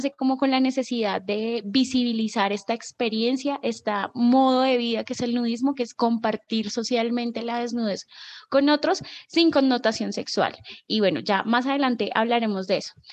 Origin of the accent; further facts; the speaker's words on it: Bogotá, Colombia; Eh, bueno … soy de Bogotá, tengo 29 años, soy ariana.